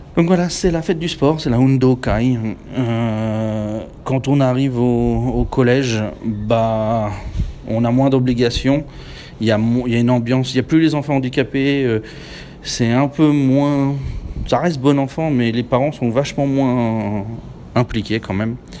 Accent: France; now in Japan; je suis français

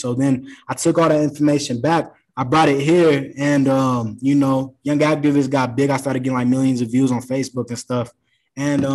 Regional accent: Aurora, Colorado, United States; I was in Cherry Creek District. I'm from Aurora

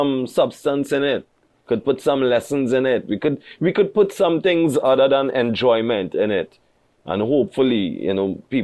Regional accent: Trinidad & Tobago

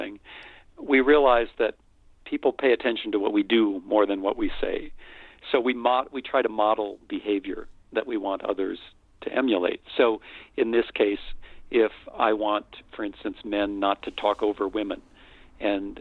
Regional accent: United States; I'm white, I'm male, I'm American

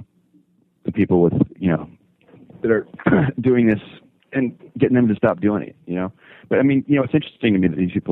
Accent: the Valley, California, United States; born and raised in the Valley

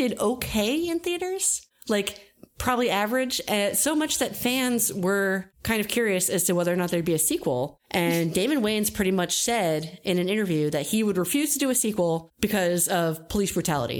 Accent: New Jersey, United States; I'm from New Jersey

